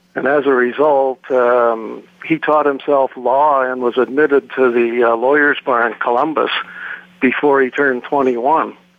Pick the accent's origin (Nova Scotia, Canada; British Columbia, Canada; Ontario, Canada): Ontario, Canada; Toronto; I was born and raised in Toronto and uh, currently reside in Ontario